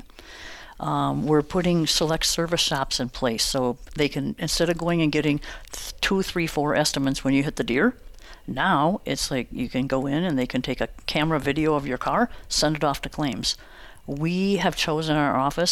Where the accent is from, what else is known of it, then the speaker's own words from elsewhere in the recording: Chippewa Falls, Wisconsin, United States; now in Menomonie, United States; I grew up in Chippewa Falls, so just 30 minutes from here